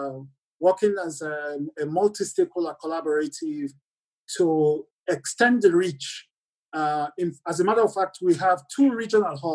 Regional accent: Lungi, Sierra Leone; moved away as an adult; also born or lived in United Kingdom; I grew up in Sierra Leone on the coastline in Lunga, where the international airport is

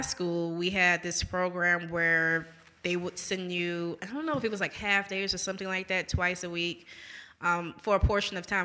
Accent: New Orleans, Louisiana, United States; moved away as an adult; now in Jackson, United States; growing up in New Orleans, we're very heavy on our, like, own local history

